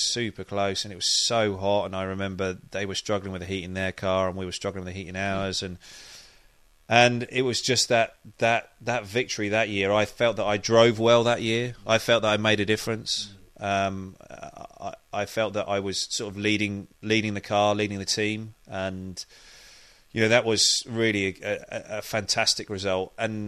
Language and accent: English; United Kingdom; And it's also strange because I'm a Brit and I'm driving for the American manufacturer and the big American team.